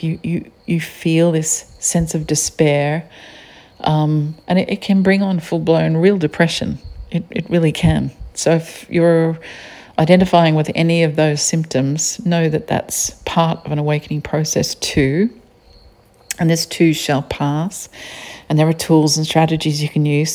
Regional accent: Australia; accent: Australian; I don't hear an accent. I'm Australian, I just hear flat tones.

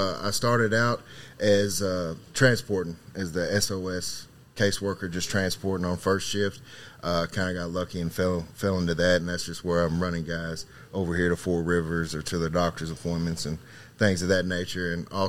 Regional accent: Christian County, Kentucky, United States; I am originally from Christian County, Kentucky

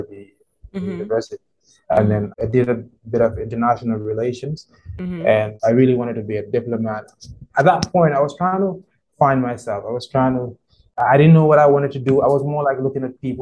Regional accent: Banjul, Gambia; I'm from the Gambia. What can I say? I mean, I was born in Banjul. That's the capital city of the Gambia. In a family of 6, went to school in Banjul as well

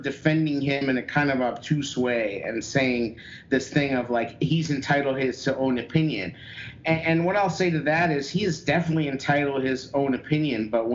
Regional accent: New Mexico, United States; I'm from New Mexico

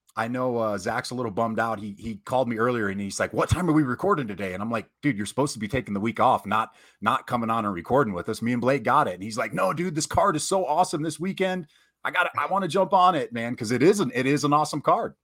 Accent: Michigan, United States; I'm from Michigan

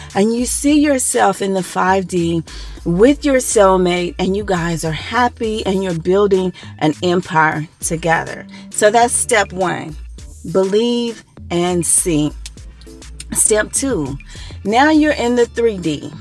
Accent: Dallas, Texas, United States; moved away; I'm from the Dallas Texas area, the DFW area originally.

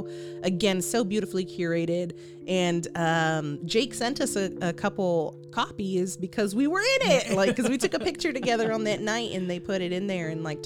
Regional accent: Austin, Texas, United States; we were born here.

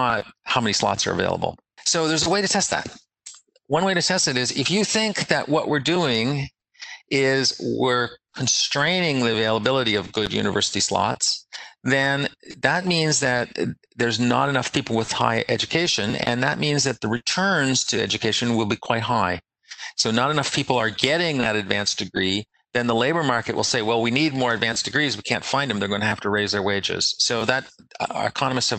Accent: Canada; I grew up in Canada

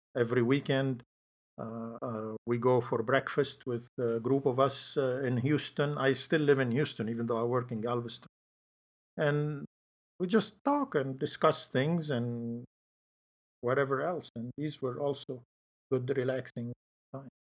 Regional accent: Lebanon; moved away as an adult; I grew up in Lebanon, and so I went to medical school there.

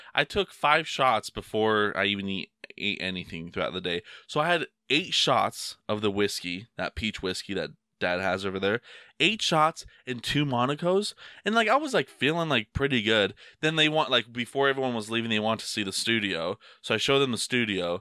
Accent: United States; I'm American.

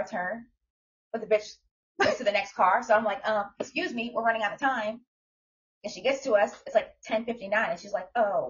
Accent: New York, United States; born or raised there; now in Jacksonville, United States

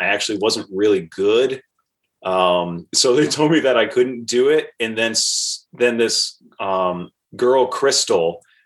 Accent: Portsmouth, Rhode Island, United States; I grew up in Portsmouth, Rhode Island, which is on Aquidneck Island in Rhode Island

